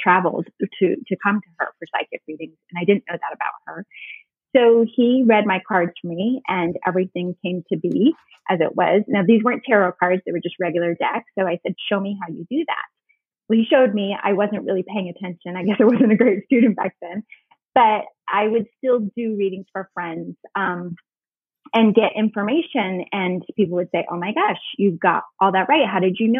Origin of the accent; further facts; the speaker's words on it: Northern New York, United States; now in Charleston, United States; I grew up in Northern New York as well